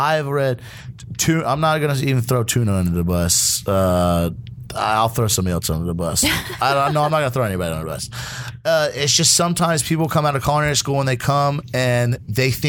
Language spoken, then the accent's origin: English; United States